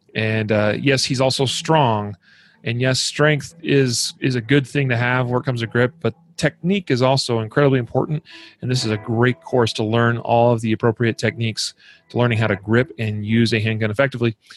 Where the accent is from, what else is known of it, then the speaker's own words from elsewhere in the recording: Idaho, United States; my home state of Idaho